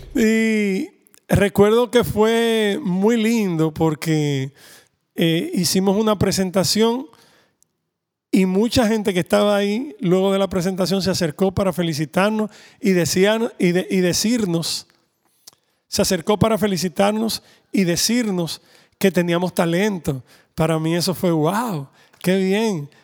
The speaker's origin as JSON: {"language": "Spanish", "country": "Dominican Republic", "said": "como somos dominicanos, pues siempre teníamos un merengue"}